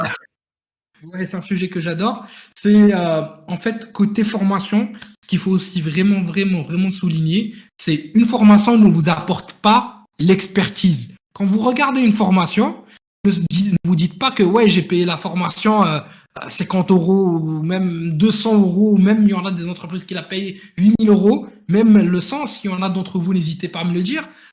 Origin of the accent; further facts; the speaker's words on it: Morocco; now in France; là d'où je viens, le Maroc